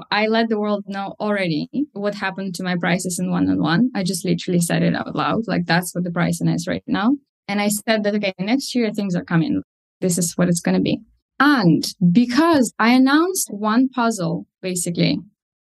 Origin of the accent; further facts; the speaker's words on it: Moldova; first language Russian; English is a second language; now in United Kingdom; I currently live in the UK, but I'm from Eastern Europe, Moldova, and my mother tongue is Russian